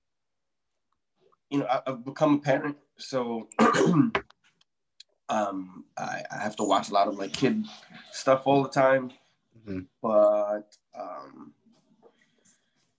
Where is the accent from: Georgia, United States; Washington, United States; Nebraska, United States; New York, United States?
New York, United States; New York City; my hometown, the Bronx